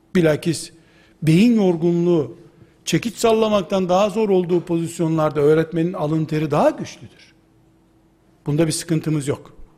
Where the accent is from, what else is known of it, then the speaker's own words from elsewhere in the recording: Black Sea Region, Turkey; Bizim Karadeniz yöresinin